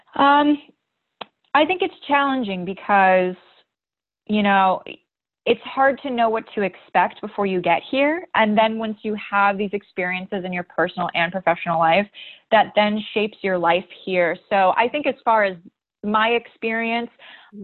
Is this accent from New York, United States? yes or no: no; Ohio, United States; moved away as an adult; also born or lived in Boston; now in Los Angeles, United States; my mom ended up in Ohio. That's where I was born and raised.